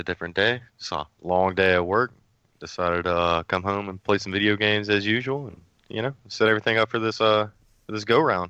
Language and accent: English; Baton Rouge, Louisiana, United States; From Baton Rouge, man. From Baton Rouge. I'm currently 27, I believe.